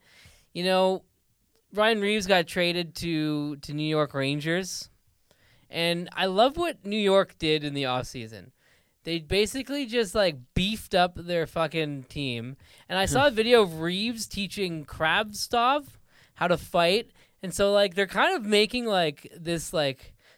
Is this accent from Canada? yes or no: yes; Ottawa, Ontario, Canada; Because I'm from Ottawa. So like when I first got into hockey, you know, we always go to the Senators games